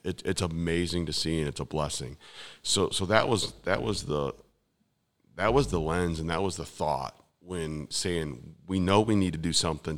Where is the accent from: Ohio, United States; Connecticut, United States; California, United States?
Ohio, United States; west side of Cleveland, near Cedar Point; born or raised there; moved away as an adult; now in New Philadelphia, United States